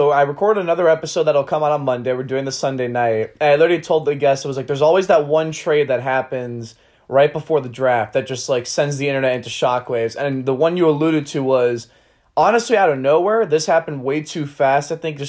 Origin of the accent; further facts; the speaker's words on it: Miami, Florida, United States; Miami, my hometown team, is your runner-up.